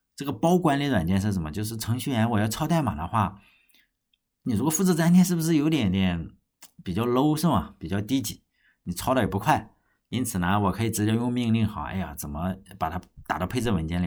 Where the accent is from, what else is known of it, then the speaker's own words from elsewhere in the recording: China; 我们中国人